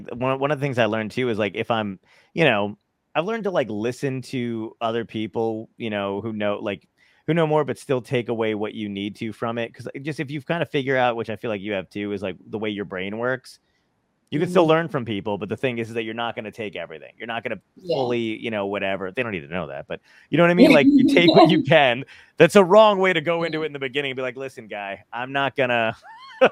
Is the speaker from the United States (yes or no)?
yes; New Jersey, United States; also born or lived in Brooklyn, New York; I was born in Brooklyn, and but yeah, I moved out and I lived in Jersey. I basically was raised in New Jersey.